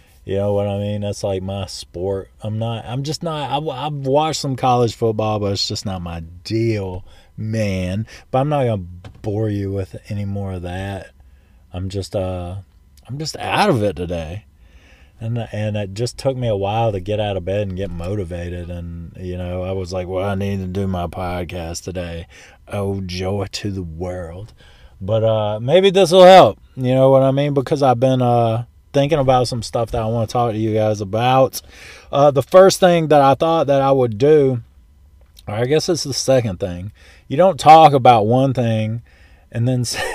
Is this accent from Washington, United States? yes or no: no; St. Louis, Missouri, United States; I was born in St. Louis